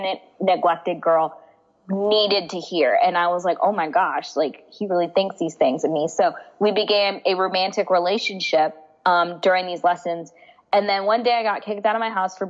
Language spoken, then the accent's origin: English; United States; also born or lived in India (ancestry); I was adopted into an American family. So I'm Indian and they were white and I grew up in a predominantly white environment